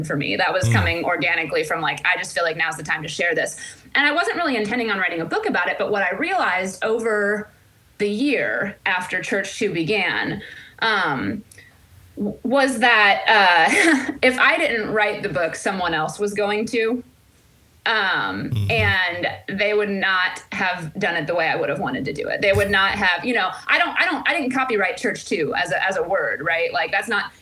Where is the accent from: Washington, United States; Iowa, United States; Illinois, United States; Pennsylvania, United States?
Illinois, United States; Central; moved away as an adult; also born or lived in Chicago, Illinois / Phoenix, Arizona; now in Nashville, United States; grew up in the Midwest. I grew up in Central Illinois